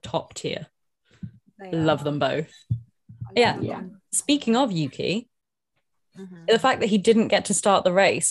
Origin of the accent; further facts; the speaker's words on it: United Kingdom; we're British